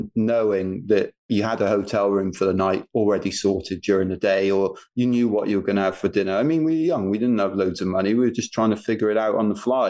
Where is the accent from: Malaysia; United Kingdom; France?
United Kingdom; We're British